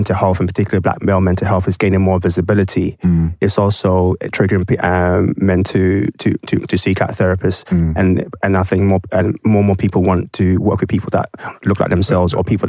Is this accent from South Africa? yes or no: no; Ghana; you know straight away I'm Ghanaian.